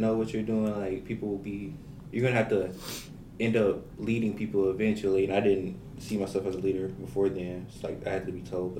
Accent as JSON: {"language": "English", "town": "Pine Bluff", "region": "Arkansas", "country": "United States", "tie": "born or raised there", "said": "I'm a political science major from Pine Bluff, Arkansas, and I'm a junior."}